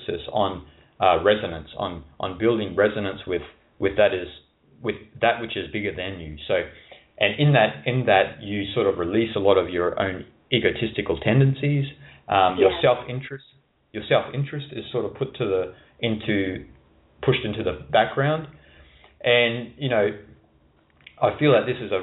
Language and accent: English; Australia; moved away as an adult; also born or lived in Asia; I grew up in Australia as well, so very conservative culture